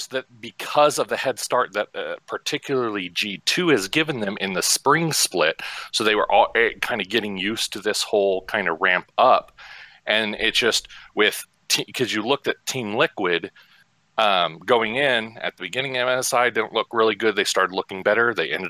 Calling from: Hutchinson, Kansas, United States; Central Kansas, Hutchinson.

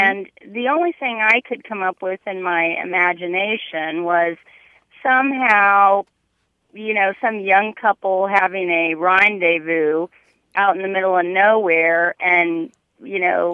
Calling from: Indianapolis, Indiana, United States; I'm calling from Indianapolis

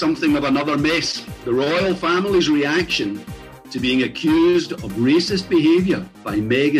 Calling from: Teddington, London, United Kingdom; from Teddington on the beautiful River Thames in the London Borough of Richmond.

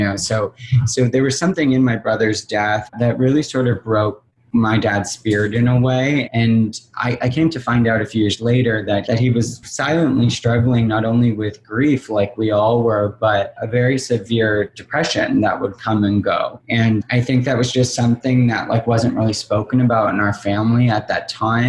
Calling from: Los Angeles, California, United States; I'm calling from Los Angeles. I'm based in Los Angeles

